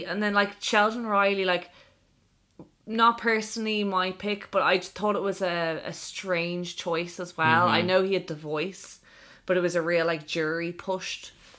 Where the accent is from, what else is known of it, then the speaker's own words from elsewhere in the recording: Ireland; moved away as an adult; also born or lived in Australia; now in mainland Europe; I'm from Ireland and I live on mainland Europe, but I was living in Australia that year